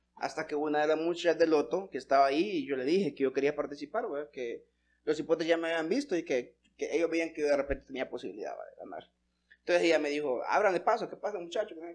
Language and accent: Spanish; Santa Rosa de Copán, Copán, Honduras; somos de Santa Rosa de Copán